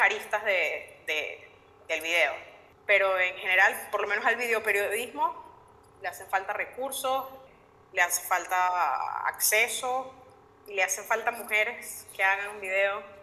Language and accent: Spanish; Venezuela; como periodista y como venezolana